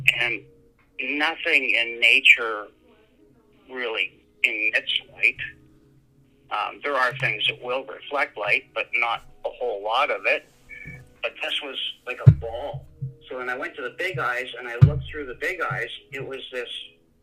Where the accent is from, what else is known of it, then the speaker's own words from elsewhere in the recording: Yorkton, Saskatchewan, Canada; I grew up in York and Saskatchewan